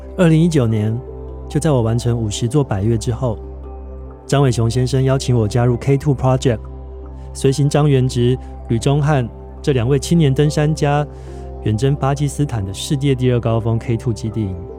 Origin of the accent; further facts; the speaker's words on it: Taiwan; 这座孕育我的海岛